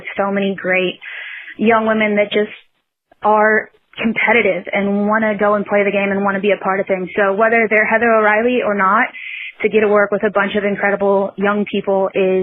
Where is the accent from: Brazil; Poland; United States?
United States; Lexington, Kentucky; now in Louisville, United States; I grew up in Lexington.